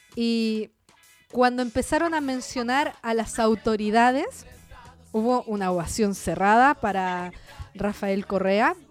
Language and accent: Spanish; Chile; accent: Chilean; moved away as an adult; also born or lived in Uruguay; Yo hablo y se nota que soy chilena